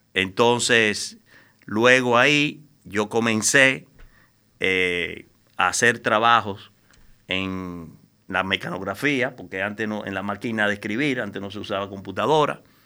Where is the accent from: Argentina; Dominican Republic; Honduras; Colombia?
Dominican Republic; yo soy un ciudadano dominicano, eh, común y corriente, nacido en esta isla de 48